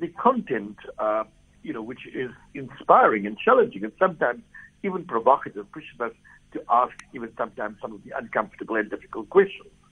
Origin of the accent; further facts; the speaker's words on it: South Africa; us as South Africans